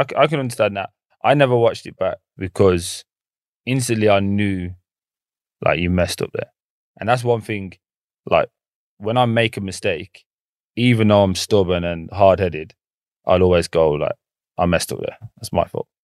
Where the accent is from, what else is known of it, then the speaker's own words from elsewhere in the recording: England, United Kingdom; I'm, I'm from England.